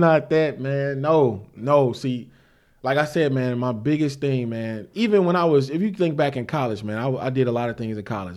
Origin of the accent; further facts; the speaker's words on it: St. Louis, Missouri, United States; I'm from Saint Louis, Missouri, born and raised